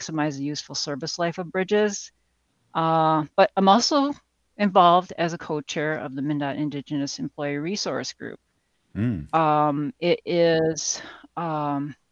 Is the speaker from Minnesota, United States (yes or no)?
yes; Saint Paul, Minnesota, United States; I was born and raised in the Twin Cities